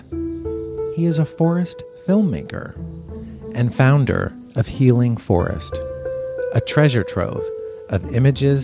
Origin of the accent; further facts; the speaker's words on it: South Florida, United States; moved away as an adult; now in Los Angeles, United States; I grew up in South Florida, which is very humid, very hot.